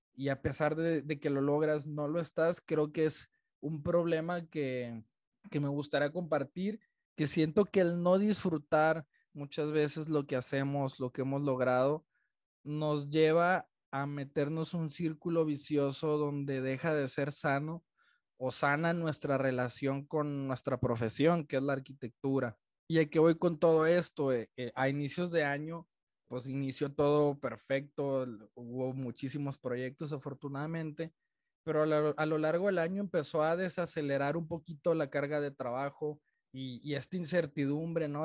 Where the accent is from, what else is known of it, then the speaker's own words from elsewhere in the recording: Culiacán, Sinaloa, Mexico; now in Guadalajara, Mexico; soy un arquitecto de Culiacán, Sinaloa, que vive en la ciudad de Guadalajara